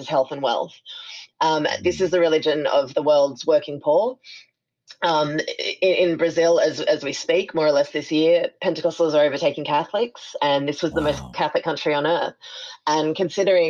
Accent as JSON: {"language": "English", "town": "Sydney", "region": "New South Wales", "country": "Australia", "tie": "born or raised there", "moved": "as an adult", "lives_now": "New Orleans, United States"}